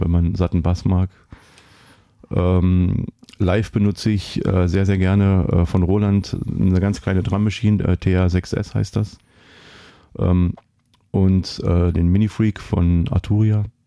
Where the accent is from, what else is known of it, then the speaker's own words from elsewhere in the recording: East Germany, Germany; ich bin im Osten aufgewachsen